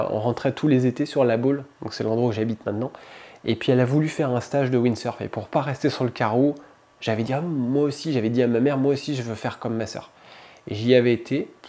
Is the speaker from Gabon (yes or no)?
yes; Libreville, Estuaire, Gabon; Mon père faisait du windsurf quand j'étais gamin. J'ai grandi en Afrique, à Libreville. Et, euh, et, puis on était au bord de la mer, la plage, tous les week-ends